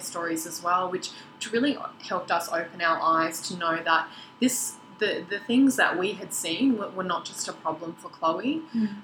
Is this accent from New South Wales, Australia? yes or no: yes; Sydney, New South Wales, Australia; now in Queensland, Australia; we grew up together in Sydney, um, which is where my family still live now. I'm sort of the only one here in Queensland